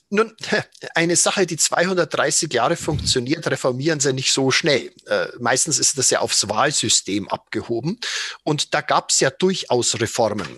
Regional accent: Germany; als Deutsche

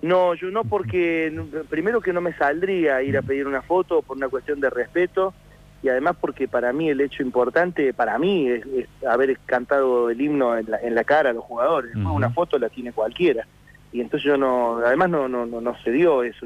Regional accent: Buenos Aires, Argentina; also born or lived in Córdoba, Argentina; nací en Córdoba, vivo en Buenos Aires desde que tengo ocho años

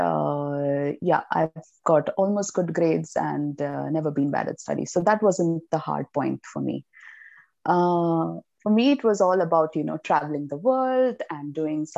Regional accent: Mumbai, Maharashtra, India; I came from Bombay. It's really crowded and there's no space and humid and whatever, polluted

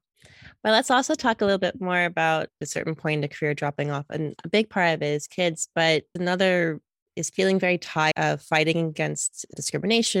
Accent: United States; accent: American; now in Europe; you can tell by my accent, I'm originally American, but I work, I live in Europe

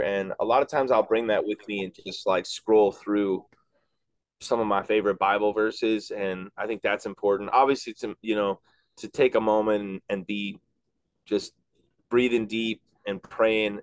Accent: Chicago, Illinois, United States; I grew up in Chicago

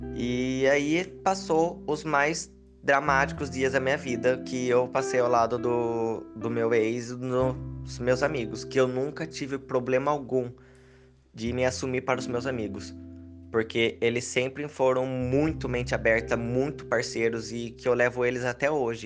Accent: Piracicaba, São Paulo, Brazil; eu sou de Piracicaba, interior de São Paulo

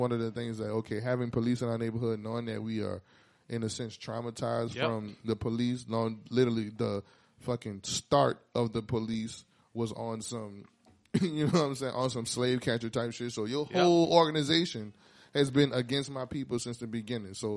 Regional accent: New Orleans, Louisiana, United States; also born or lived in Houston; I was moving from New Orleans, went to Houston for a while. I stayed there.

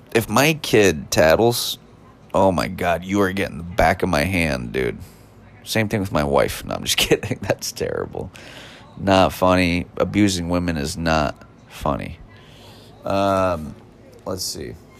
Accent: United States; as an American

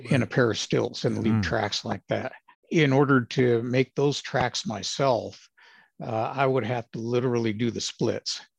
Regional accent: Los Angeles, California, United States; moved away as an adult; also born or lived in Arizona; Was born and raised in Los Angeles, of all places.

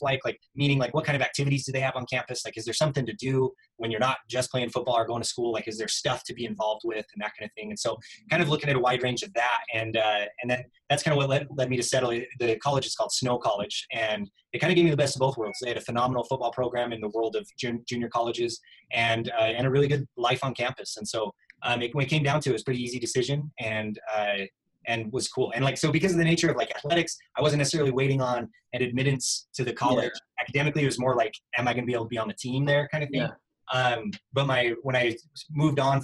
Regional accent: Utah, United States; also born or lived in St. George, Utah; I'm from Utah, a tiny little town I grew up

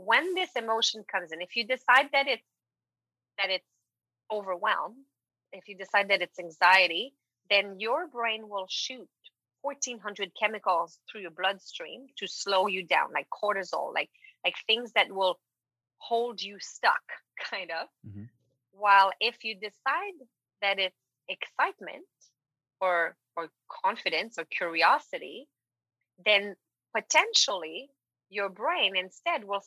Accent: Quebec, Canada; first language French; English is a second language; moved away; I am French from Quebec, and I've been working in English mostly since I've built my business

